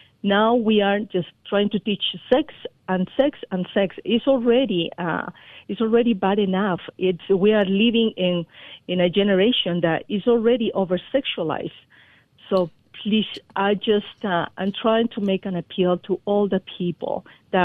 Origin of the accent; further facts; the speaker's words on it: Peru; moved away as an adult; now in Colorado, United States; I was born in Peru